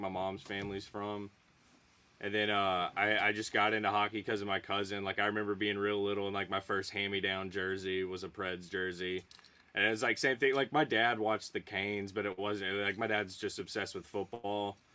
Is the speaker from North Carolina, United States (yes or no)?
yes; Archdale, North Carolina, United States; also born or lived in Nashville, Tennessee; born and raised in like Archdale